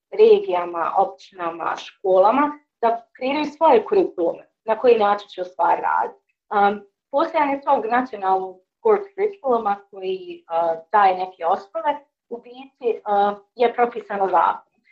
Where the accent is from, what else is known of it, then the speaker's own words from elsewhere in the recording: Sarajevo, Federation of Bosnia and Herzegovina, Bosnia & Herzegovina; u Sarajevu i da se kako većina mog aktivističkog